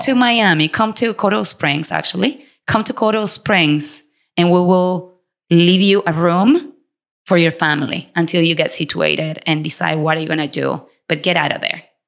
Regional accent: Argentina; English is a second language; moved away as an adult; also born or lived in Latin America; now in United States; we came from Argentina with absolutely nothing

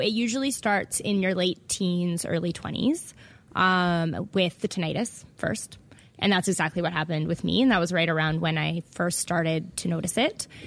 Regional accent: Vancouver, British Columbia, Canada; moved away as an adult; now in Toronto, Canada; I'm from Vancouver

